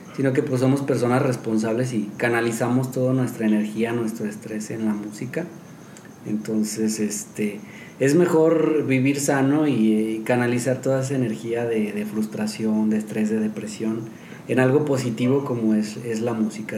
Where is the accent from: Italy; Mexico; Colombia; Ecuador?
Mexico; Somos de aquí de San Pancho. Yo vivo aquí a una cuadra.